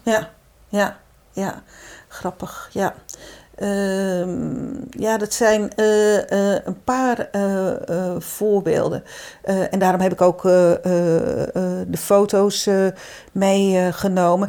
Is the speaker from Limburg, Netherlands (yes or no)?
no; Zeeland, Netherlands; moved away as an adult; also born or lived in Brabant; ik ben Zeeuwse